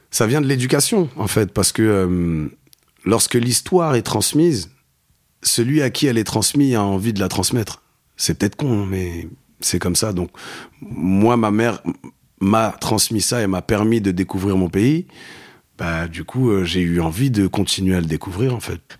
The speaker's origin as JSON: {"language": "French", "town": "Saint-Ouen", "region": "Île-de-France", "country": "France", "tie": "born or raised there", "said": "C'est le groupe que j'écoutais chez moi quand j'étais petit à Saint-Ouen."}